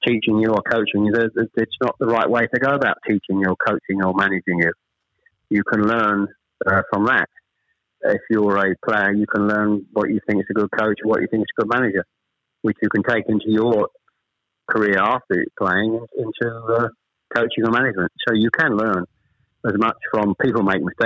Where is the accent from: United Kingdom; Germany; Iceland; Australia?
United Kingdom; Chelmsford, East of England; also born or lived in Ashton-under-Lyne, England; I was born in Ashton-under-Lyne. We actually moved south to Chelmsford when I was probably, I was the eldest of three, when I was probably about seven or eight